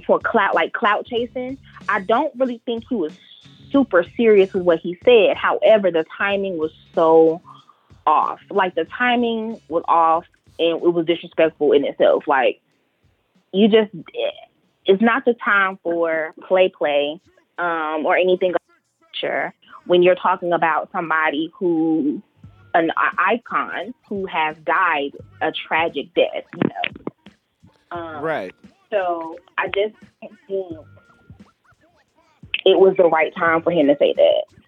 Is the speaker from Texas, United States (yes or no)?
no; Charlotte, North Carolina, United States; I am in North Carolina. I'm from Charlotte.